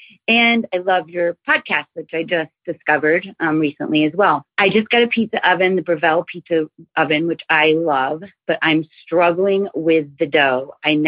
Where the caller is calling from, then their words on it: Cohasset, Massachusetts, United States; from Cohasset, Massachusetts.